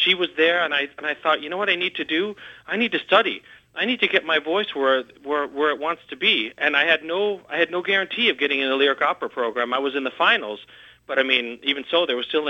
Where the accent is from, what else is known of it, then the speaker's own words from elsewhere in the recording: Chicago, Illinois, United States; I grew up in the Chicago area, always around Chicago